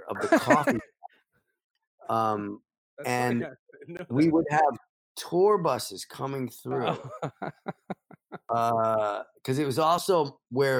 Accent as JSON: {"language": "English", "region": "New York", "country": "United States", "said": "I'm a New Yorker."}